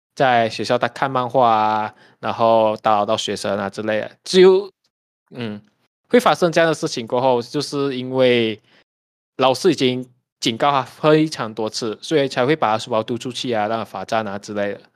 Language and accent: Chinese; Malaysia; 毕竟一方面我们大马人没有这种问题啊，我们都会有很多语言嘛，我们方言也会，我们的嗯。中文啊、英文啊、国语啊也会啊